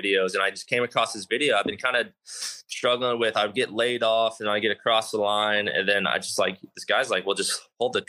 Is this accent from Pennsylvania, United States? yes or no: no; Texas, United States; I grew up on it in Texas. I grew up with water all over the golf course in Texas.